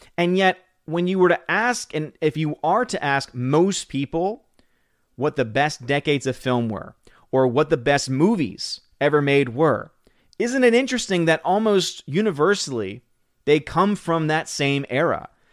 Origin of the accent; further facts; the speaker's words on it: New Orleans, Louisiana, United States; born and raised in New Orleans. So, spent most of my years there